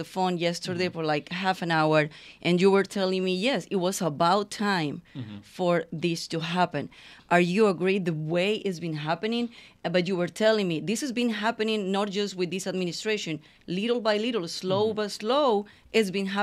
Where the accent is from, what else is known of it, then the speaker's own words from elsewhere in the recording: Colombia; now in United States; I am from Colombia